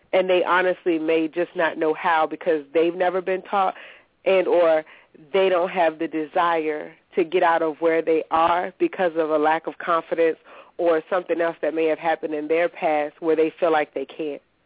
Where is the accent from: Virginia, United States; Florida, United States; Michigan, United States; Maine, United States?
Virginia, United States; Petersburg; I'm from Petersburg, Virginia